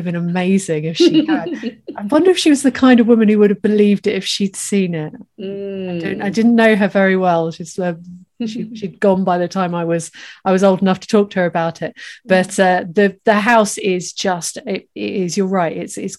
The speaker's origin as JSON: {"language": "English", "town": "Ely", "region": "East of England", "country": "United Kingdom", "tie": "born or raised there", "said": "I grew up in Ely"}